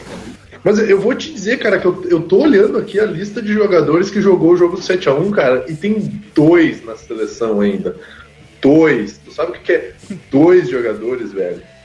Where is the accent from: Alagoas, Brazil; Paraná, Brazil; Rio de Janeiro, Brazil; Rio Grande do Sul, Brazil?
Rio Grande do Sul, Brazil; Caxias do Sul; que é o time lá da minha cidade